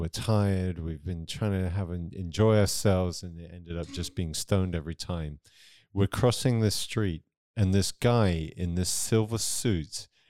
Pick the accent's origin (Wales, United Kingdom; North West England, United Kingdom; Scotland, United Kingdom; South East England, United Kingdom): South East England, United Kingdom; Near Southampton.